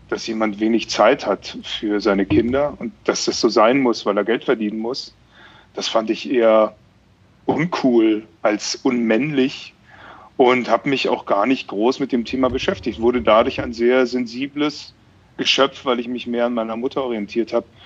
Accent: Bavaria, Germany; Ich komme ja aus Bayern ursprünglich.

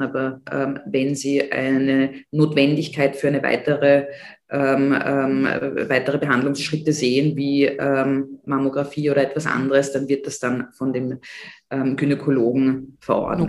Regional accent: Austria; bei uns in Österreich

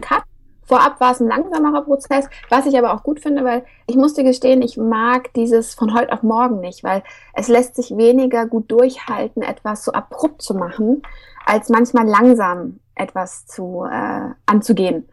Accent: Hesse, Germany; Ich komme auch aus Hessen

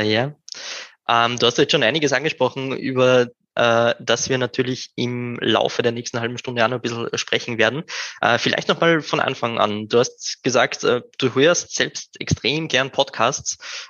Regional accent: Upper Austria, Austria; now in Vienna, Austria; OberösterreicherInnen, die nach Wien gehen, das kommt mir persönlich ziemlich bekannt vor. Bei mir ist es nicht anders

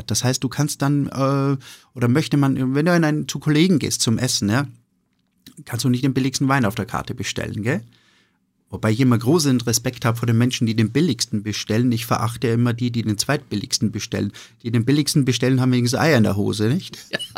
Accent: Hofkirchen, Styria, Austria; Also ich bin im Gasthof äh, groß geworden, im Gasthof meiner, meiner Mutter. Äh, in, in einem kleinen Dorf, das heißt Hofkirchen. Hofkirchen ist ein, ein 300 Einwohner-Dörfchen in der Oststeiermark.

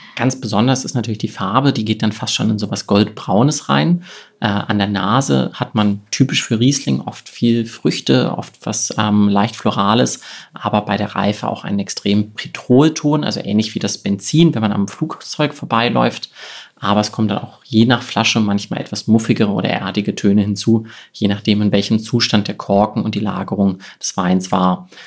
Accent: Cologne, North Rhine-Westphalia, Germany; moved away as an adult; also born or lived in Wiesbaden / Rheingau; damals noch in Köln in meiner Heimat

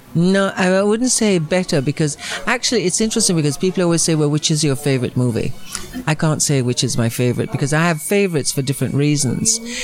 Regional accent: Jamaica; moved away; also born or lived in Rome / Los Angeles; I come from Jamaica

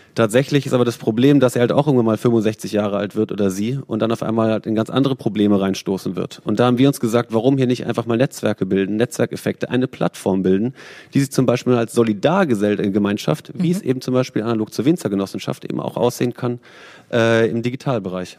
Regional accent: Freiburg im Breisgau, Baden-Württemberg, Germany; Ich komme selber aus Freiburg im Baden, schöne Weinbauregion.

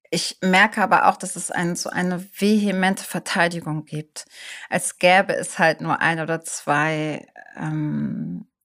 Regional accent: Hamburg, Germany; sage ich vielleicht, ich komme aus Hamburg.

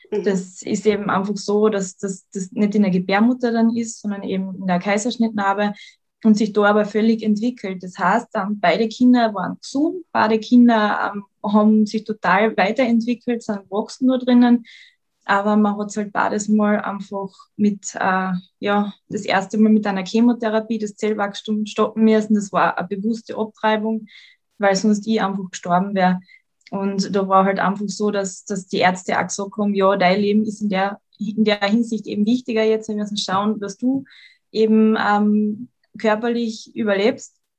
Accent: Carinthia, Austria; ich bin gebürtige Lochentalerin, bin der Liebe wegen nach Klagenfurt gezogen, bin jetzt seit mittlerweile fünf Jahren in Klagenfurt

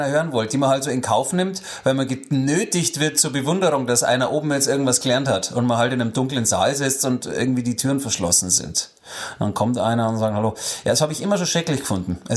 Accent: Bavaria, Germany; Ich bin ja nicht umsonst in Niederbayern aufgewachsen.

